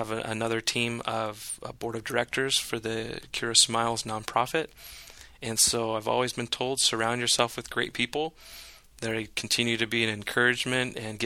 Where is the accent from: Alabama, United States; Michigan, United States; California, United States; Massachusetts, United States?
California, United States; Northern; now in San Diego, United States; I grew up in Northern California, so I would be out on the lake, on Lake Shasta